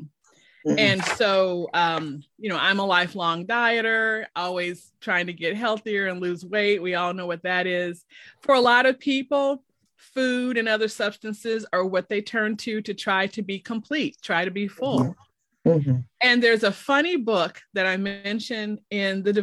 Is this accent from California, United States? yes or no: no; Chicago, Illinois, United States; moved away as an adult; now in Oklahoma, United States; I'm originally from Chicago.